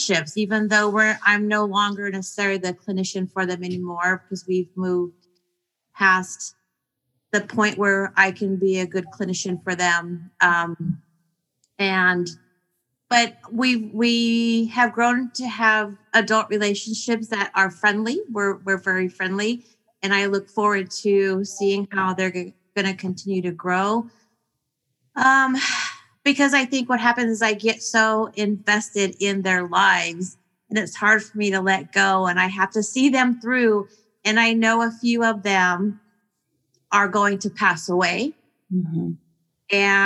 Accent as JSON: {"language": "English", "town": "San Bernardino", "region": "California", "country": "United States", "said": "From San Bernardino"}